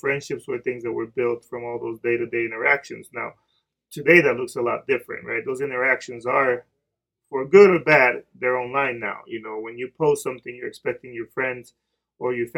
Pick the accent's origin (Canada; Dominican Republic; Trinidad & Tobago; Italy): Dominican Republic; English is a second language; moved away; I'm Dominican. I grew up in the Dominican Republic. So sometimes I'm going to mess up some words